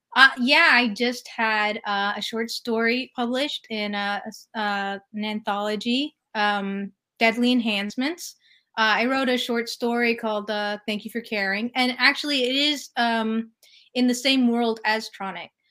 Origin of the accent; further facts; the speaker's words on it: California, United States; moved away as an adult; also born or lived in New York City; I'm from California, so uh, everybody's very laid back and chill